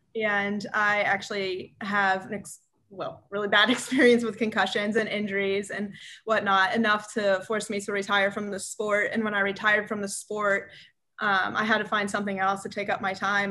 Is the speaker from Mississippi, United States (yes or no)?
no; Cincinnati, Ohio, United States; moved away as an adult; also born or lived in St. Louis, Missouri; now in Auburn, United States; I'm from Cincinnati, Ohio, uh, born and raised